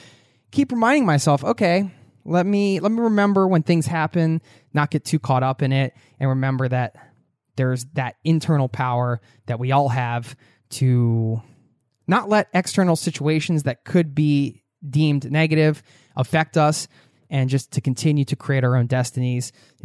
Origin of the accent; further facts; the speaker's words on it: Cincinnati, Ohio, United States; I got the first flight out of Tampa and flew back home to my hometown of Cincinnati.